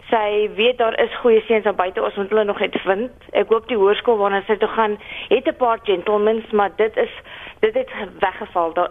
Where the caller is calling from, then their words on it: Western Cape, South Africa; ek is hier van die Weskaap